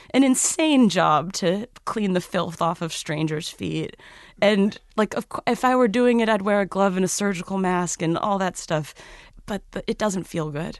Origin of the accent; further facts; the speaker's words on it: Cambridge, Massachusetts, United States; I grew up in Cambridge, so I was more in the stuffy neck of the woods